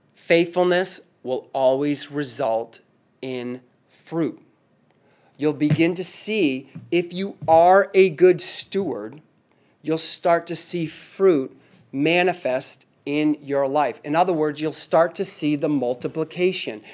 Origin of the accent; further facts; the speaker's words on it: Northeast, United States; moved away; I'm from the Northeast